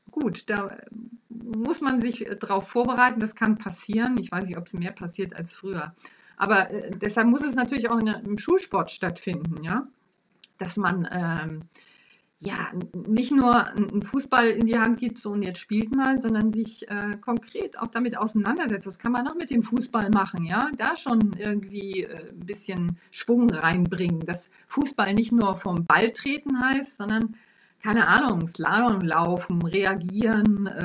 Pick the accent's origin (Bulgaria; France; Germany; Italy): Germany; Kiel, Schleswig-Holstein; Ich komme aus Kiel, da war es möglich.